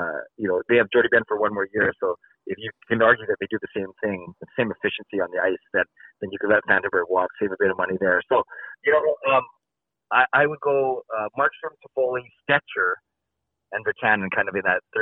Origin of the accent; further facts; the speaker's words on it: Richmond, British Columbia, Canada; I'm from Richmond